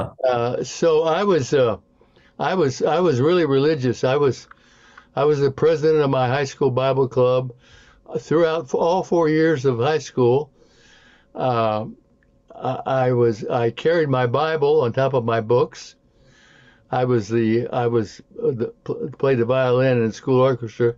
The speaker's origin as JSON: {"language": "English", "town": "St. Louis", "region": "Missouri", "country": "United States", "tie": "born or raised there", "moved": "yes", "lives_now": "Kansas City, United States", "said": "I was born and raised in St. Louis"}